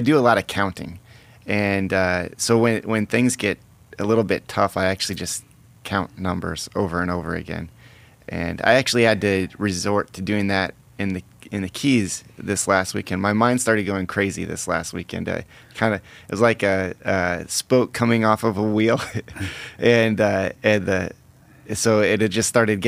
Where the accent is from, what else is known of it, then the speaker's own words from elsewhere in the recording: Iowa, United States; my home state is Iowa